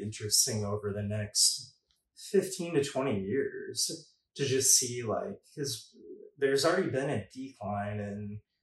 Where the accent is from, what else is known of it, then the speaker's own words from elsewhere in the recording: Midwest, United States; growing up in the Midwest